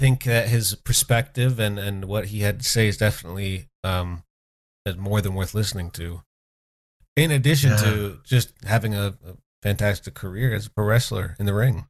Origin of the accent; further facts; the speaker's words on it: Schenectady, New York, United States; my hometown in Schenectady, New York